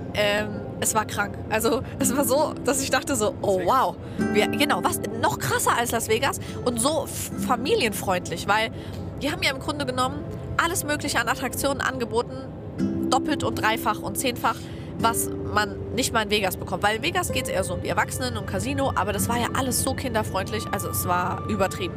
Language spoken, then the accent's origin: German; Germany; wir sind aus Deutschland